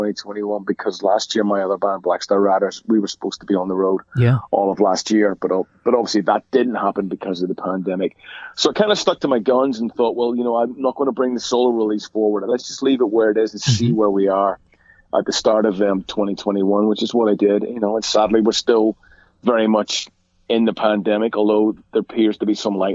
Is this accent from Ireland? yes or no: yes; Ireland; I mean, it was really two bands for me, being Irish, and they were both Irish bands, you know, just because they belonged to us, you know.